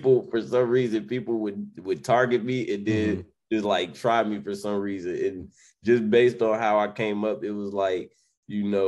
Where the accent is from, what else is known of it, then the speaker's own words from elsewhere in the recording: Chicago, Illinois, United States; moved away; also born or lived in Atlanta; I came from Chicago, Illinois